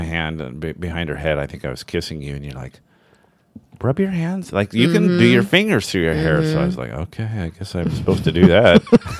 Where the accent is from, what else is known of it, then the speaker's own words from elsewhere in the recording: Kansas, United States; I'm from Kansas and she just told me to suck it.